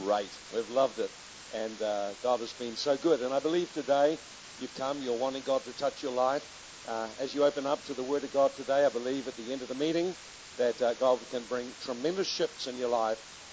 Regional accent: Hastings, Hawke's Bay, New Zealand; we come from Hastings in New Zealand

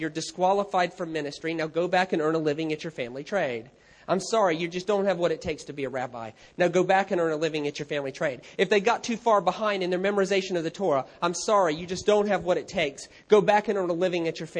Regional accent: United States; I'm American

